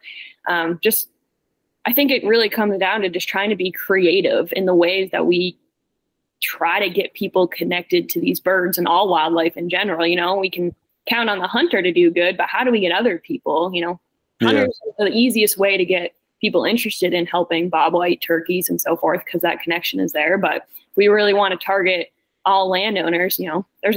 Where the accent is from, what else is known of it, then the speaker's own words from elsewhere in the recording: Maine, United States; moved away; I'm from Maine. I'm not from the Southeast.